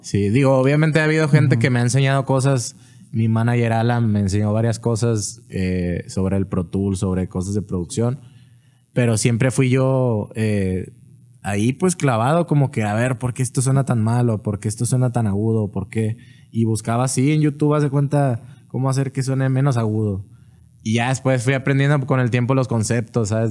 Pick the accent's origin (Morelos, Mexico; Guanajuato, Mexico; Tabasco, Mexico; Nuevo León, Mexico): Nuevo León, Mexico; Monterrey; also born or lived in Nuevo Laredo; now in Guadalajara, Mexico; A los seis me fui a Monterrey.